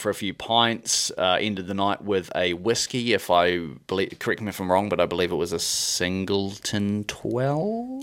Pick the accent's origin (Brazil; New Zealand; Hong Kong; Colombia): New Zealand; moved away as an adult; also born or lived in Scotland; I'm from New Zealand